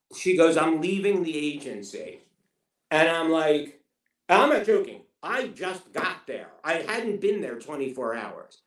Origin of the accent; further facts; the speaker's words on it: New York City, New York, United States; moved away as an adult; now in Los Angeles, United States; I'm from Queens